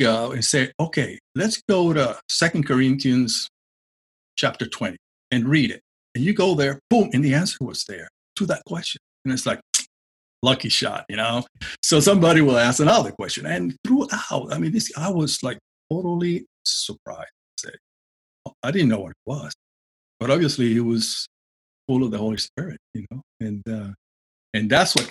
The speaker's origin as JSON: {"language": "English", "country": "Puerto Rico", "tie": "born or raised there", "said": "growing up in Puerto Rico"}